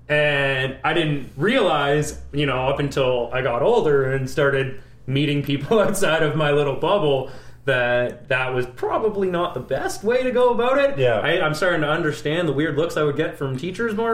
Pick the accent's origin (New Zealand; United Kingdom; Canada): Canada; Vancouver, British Columbia; growing up in Vancouver, there were maybe four black people, and two of them were in my family.